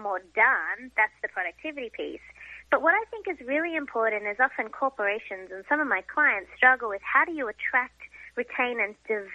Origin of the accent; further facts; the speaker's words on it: Australia; now in United States; being an Australian living in America and a recent American citizen